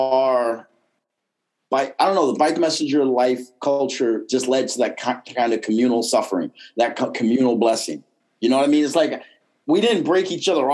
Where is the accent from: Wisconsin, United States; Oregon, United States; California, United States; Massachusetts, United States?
Massachusetts, United States; Boston; accent: Boston; also born or lived in Chicago, Illinois / Dallas, Texas; now in San Diego, United States; We moved to Boston when I was seven, eight years old.